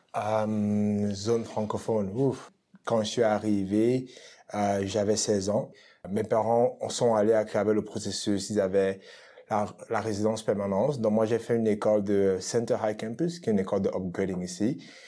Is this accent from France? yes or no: no; Cameroon; now in Edmonton, Canada; je suis originaire du Cameroun, ça fait à peu près 10 ans que je vis à Edmonton